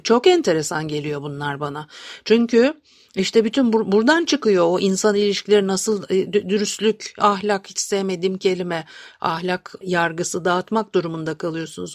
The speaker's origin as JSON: {"language": "Turkish", "region": "Istanbul", "country": "Turkey", "tie": "born or raised there", "said": "ben de Etiler'de büyüdüm"}